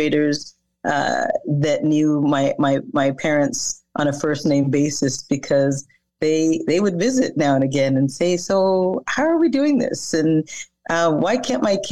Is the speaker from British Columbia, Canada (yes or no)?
no; Toronto, Ontario, Canada; I grew up in Scarborough. So this is public school in Scarborough